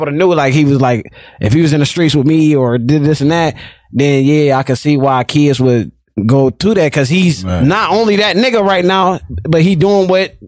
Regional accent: Rockford, Illinois, United States; I'm from the West Side.

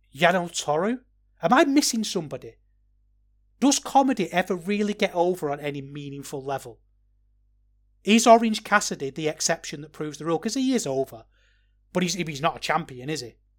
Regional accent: Manchester, North West England, United Kingdom; also born or lived in Liverpool; I'm from Manchester

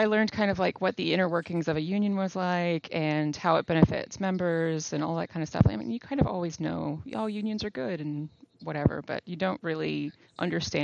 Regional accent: Arkansas, United States; I'm from Arkansas

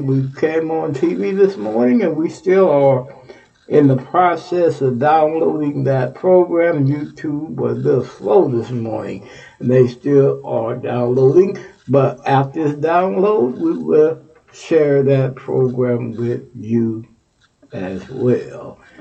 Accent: Texas, United States; moved away; my home state, Texas

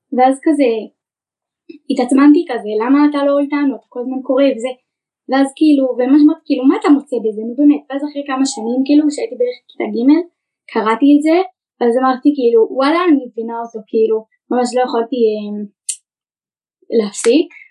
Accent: Ganei Tal, Israel; מגני טל

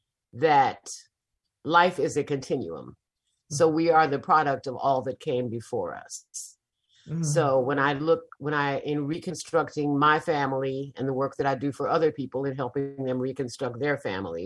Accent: Chicago, Illinois, United States; now in Mississippi, United States; And I did not grow up here. I grew up in Chicago.

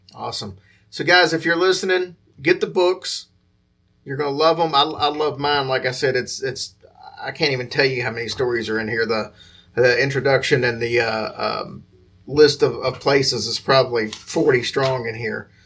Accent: Louisville, Kentucky, United States; that's uh, obviously my hometown

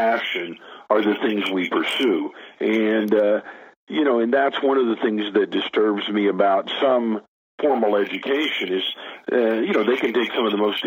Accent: Tulsa, Oklahoma, United States; I was born and raised in Tulsa, Oklahoma, where I still make my home today.

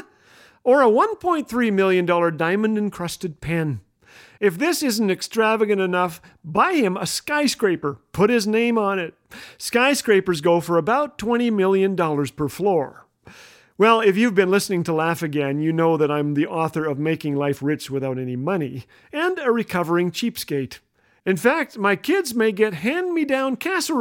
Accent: Canada; if you live in an igloo like I do as a Canadian

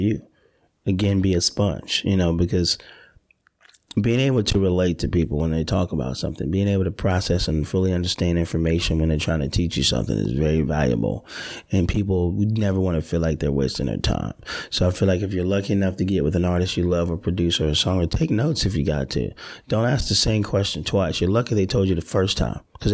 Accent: Delaware, United States; moved away; I'm from Delaware

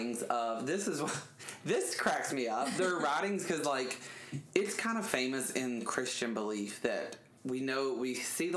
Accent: Alabama, United States; growing up in Alabama

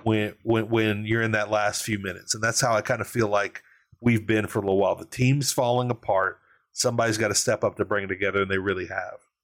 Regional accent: Louisiana, United States; I'm from Louisiana. We embrace pettiness.

